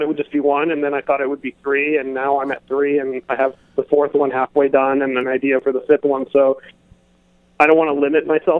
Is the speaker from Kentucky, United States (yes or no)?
no; Miami, Florida, United States; born or raised there